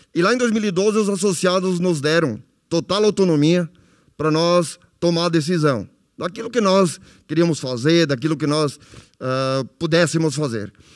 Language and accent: Portuguese; Nova Palma, Rio Grande do Sul, Brazil; eu sou de Nova Palma